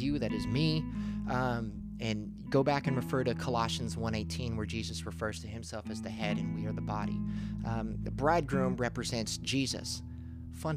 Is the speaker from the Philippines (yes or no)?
yes; Philippines; I'm Filipino.